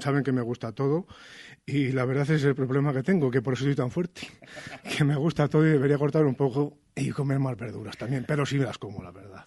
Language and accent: Spanish; Cabrerizos, Castile and León, Spain; mi pueblo, Cabrerizos. Después de 50 años, yo vivo, vivo aquí, nací